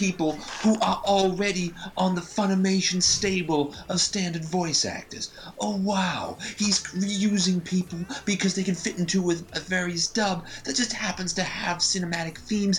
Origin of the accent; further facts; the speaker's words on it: Canada; excuse me for being a Canadian with common sense values